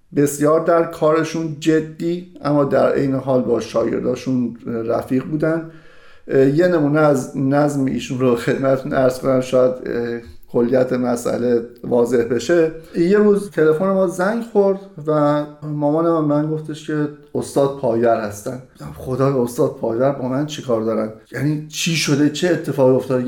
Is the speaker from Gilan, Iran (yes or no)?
no; Mashhad, Razavi Khorasan, Iran; moved away as an adult; در مشهد متولد شدم و تقریبا در همون مشهد سکونت داشتم تا حدود دو سه سال پیش که از ایران به همراه همسرم و دو فرزندم مهاجرت کردم